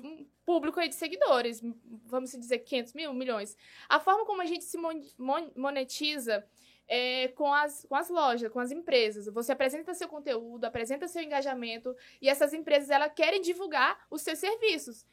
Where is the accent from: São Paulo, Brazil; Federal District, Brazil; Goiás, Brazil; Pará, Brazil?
Pará, Brazil; Parauapebas; nascida e criada em Parauapebas